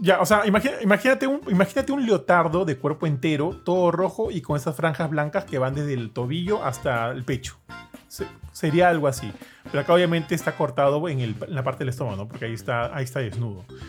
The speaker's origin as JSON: {"language": "Spanish", "region": "Lima", "country": "Peru", "said": "como limeño que ha ido varias veces a Cusco"}